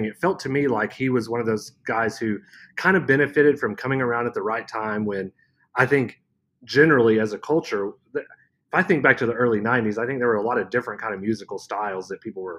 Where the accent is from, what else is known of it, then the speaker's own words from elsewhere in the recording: Guthrie, Oklahoma, United States; Growing up in Guthrie, we didn't have like a big mall, so we would drive to Quell Springs Mall in Oklahoma City.